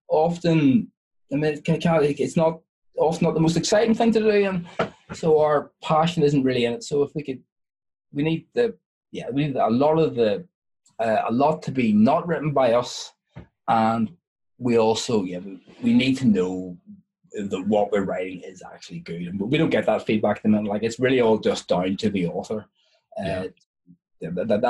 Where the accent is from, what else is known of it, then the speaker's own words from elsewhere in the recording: Ireland; I'm Irish